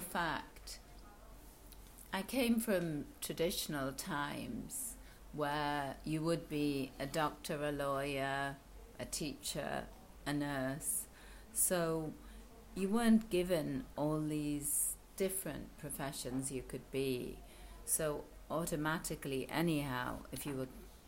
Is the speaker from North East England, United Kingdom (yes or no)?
yes; Newcastle upon Tyne, North East England, United Kingdom; moved away as an adult; also born or lived in New Zealand; now in Thailand; I grew up in Newcastle upon Tyne in the north of England, and I became a doctor, went to medical school there